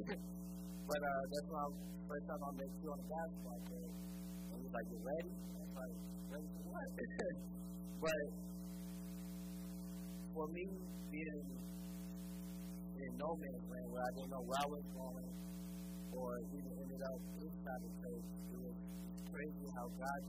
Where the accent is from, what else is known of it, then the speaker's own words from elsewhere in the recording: Chicago, Illinois, United States; But I'm from Chicago, so I went and go play basketball.